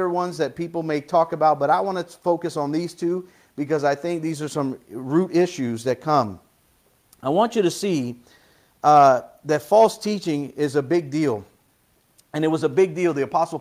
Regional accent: United States; I'm an American

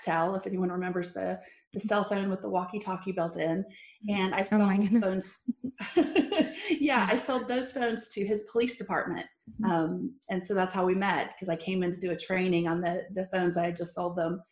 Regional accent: Abilene, Texas, United States; I grew up in Abilene, Texas

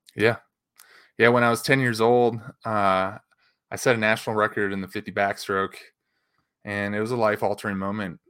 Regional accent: Chicago, Illinois, United States; growing up in the Chicago area

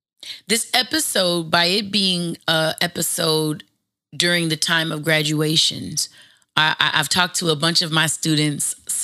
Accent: Los Angeles, California, United States; It's the exact same reason why when I grew up in the Valley in a suburb of Los Angeles, none of my books for school had writing or graffiti in it.

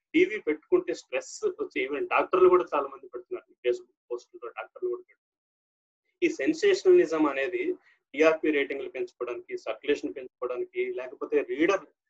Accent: Ponduru, Andhra Pradesh, India; moved away as an adult; also born or lived in Hiramandalam / Chodavaram / S. Kota / Palakonda; మాది శ్రీకాకుళం అండి శ్రీకాకుళం జిల్లా పొందూరులో పుట్టాను నేను

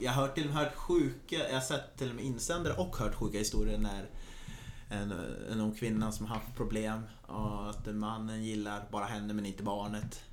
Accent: Norrland, Sweden; jag är ganska mycket norrlänning.

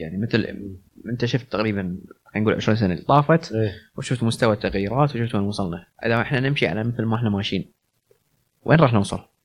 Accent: Kuwait; عندنا بالكويت

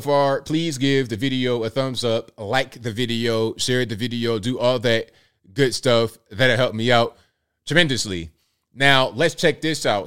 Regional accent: the South, United States; accent: little Southern country; I'm American. When they hear my American uh, little Southern country type of thing going on

